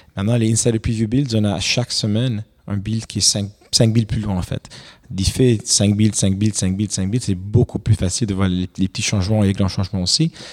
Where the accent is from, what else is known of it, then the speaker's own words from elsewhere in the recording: Romania; also born or lived in Quebec, Canada; now in Canada; j'ai grandi en Roumanie